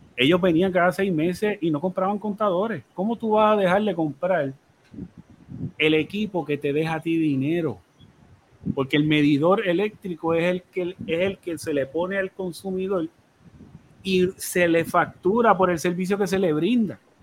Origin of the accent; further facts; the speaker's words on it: Puerto Rico; nosotros en Puerto Rico